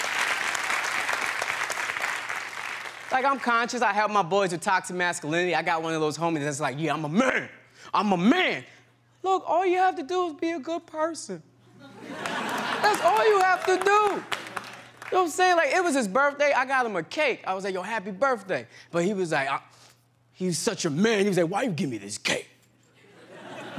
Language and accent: English; New York, United States; I'm from New York